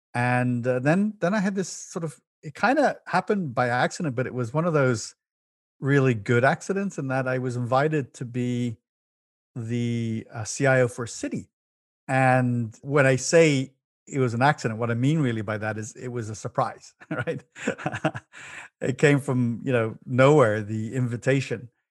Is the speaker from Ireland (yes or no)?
yes; Dublin, Leinster, Ireland; moved away as an adult; now in United States; As born in the big city of Dublin City, in Ireland, and I, I, uh, had an amazing childhood there in youth, and in my twenties, I moved to the U S